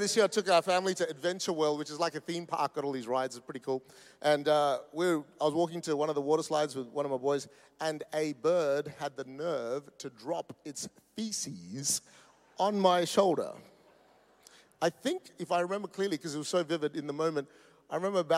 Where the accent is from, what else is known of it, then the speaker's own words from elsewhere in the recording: Perth, Western Australia, Australia; we come from Perth. That's the most isolated city in the world.